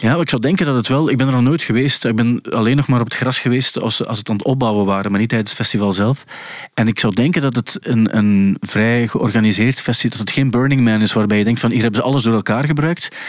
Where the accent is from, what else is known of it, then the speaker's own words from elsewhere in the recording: Belgium; als Belgen